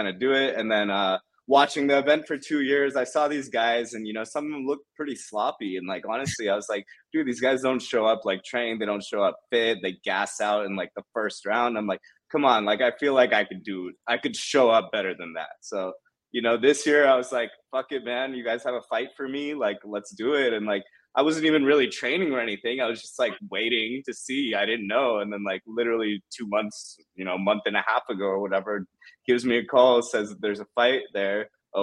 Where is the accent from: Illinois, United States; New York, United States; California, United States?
California, United States; Silicon Valley; moved away as an adult; now in Dubai, United Arab Emirates; I'm from California, from the Silicon Valley, moved out to Dubai recently.